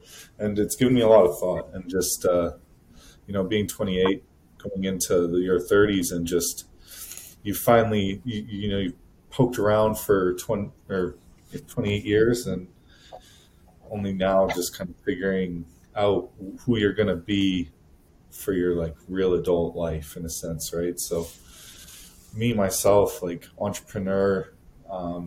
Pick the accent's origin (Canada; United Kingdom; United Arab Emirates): Canada; moved away; just a kid from Canada